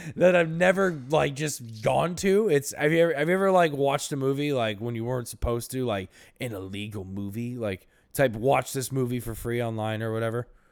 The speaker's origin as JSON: {"language": "English", "region": "Florida", "country": "United States", "tie": "born or raised there", "said": "we grew up in Florida"}